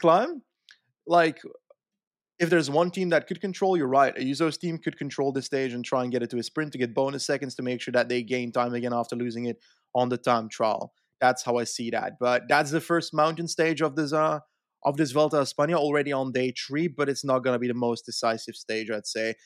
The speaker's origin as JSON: {"language": "English", "region": "Flanders", "country": "Belgium", "tie": "born or raised there", "said": "living in Flanders for my entire life"}